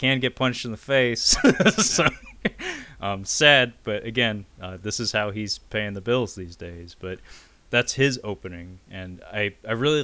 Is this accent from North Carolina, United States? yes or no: no; Seattle, Washington, United States; growing up in Seattle